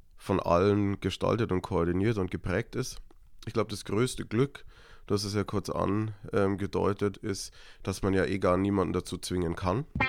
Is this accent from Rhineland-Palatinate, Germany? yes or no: no; Niederalteich, Bavaria, Germany; moved away; also born or lived in Munich; ich bin in Niederalteich aufgewachsen, das ist ein kleines Dorf in Erklär Niederbayern.